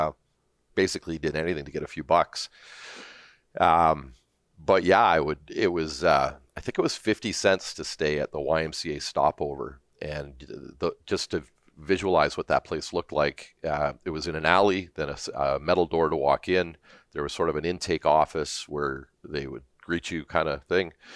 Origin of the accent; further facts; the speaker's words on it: Hamilton, Ontario, Canada; also born or lived in Toronto, Ontario; now in Alberta, Canada; I grew up in, um, initially in Stony Creek, Ontario, uh, near Hamilton, up on the escarpment.